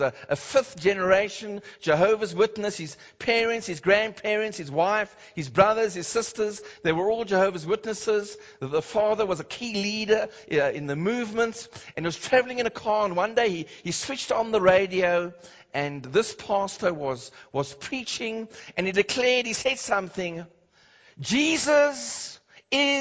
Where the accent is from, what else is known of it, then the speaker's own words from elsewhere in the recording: Cape Town, Western Cape, South Africa; I remember growing up in Cape Town